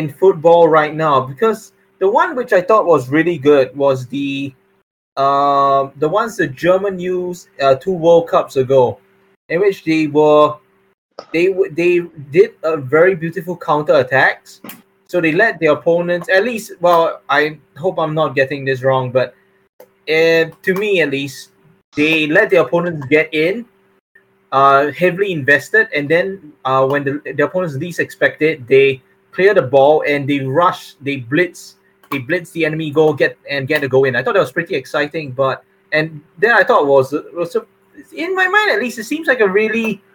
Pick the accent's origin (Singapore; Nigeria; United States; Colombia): Singapore; I'm Singaporean and he's Singaporean